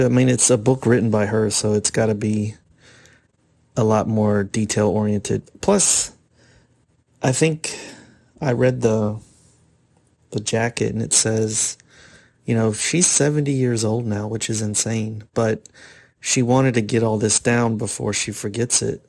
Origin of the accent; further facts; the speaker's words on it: Florida, United States; I grew up in Florida